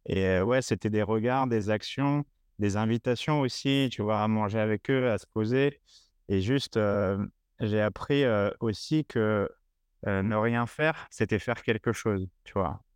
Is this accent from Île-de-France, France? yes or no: yes; La Courneuve, Île-de-France, France; Je viens de la Courneuve dans 93